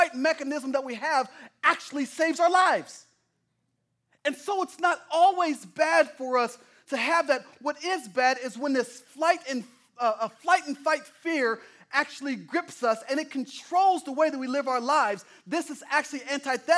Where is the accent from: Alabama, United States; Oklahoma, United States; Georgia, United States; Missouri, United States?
Oklahoma, United States; moved away; I'm from Oklahoma